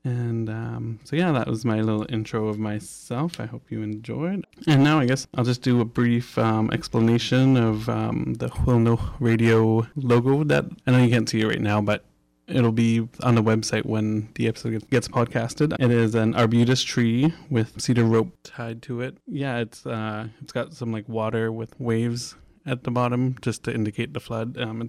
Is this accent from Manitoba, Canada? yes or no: no; Saanich, British Columbia, Canada; I come from Saanich, and I am from the Pakuchin Nation. Yeah, and Saanich is made up of four nations, Tsartlip, Tsayot, Pakuchin, and Saikum. And yeah, I come from the Pakuchin Nation, which is in North Saanich there at the base of Hlewelnoch